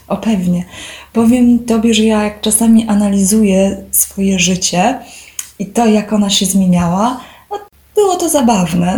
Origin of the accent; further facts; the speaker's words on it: Poland; born or raised there